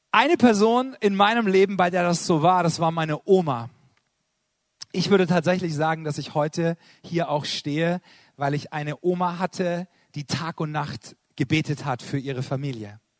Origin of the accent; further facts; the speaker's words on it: Karlsruhe, Baden-Württemberg, Germany; Ich komme aus Karlsruhe